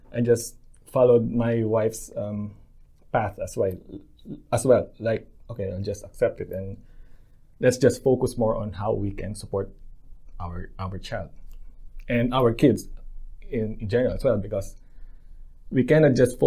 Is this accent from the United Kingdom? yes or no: no; Philippines; moved away as an adult; now in Lower Hutt, New Zealand; Growing up in the Philippines